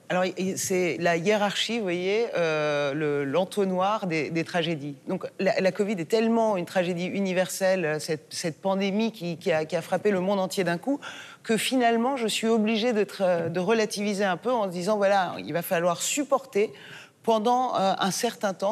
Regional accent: France; also born or lived in Iran (ancestry); en tant que française d'origine iranienne

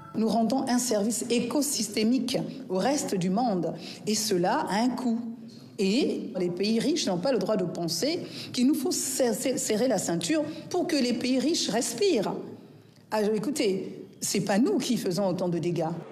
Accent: Republic of the Congo; mon pays, la République du Congo, Brazzaville

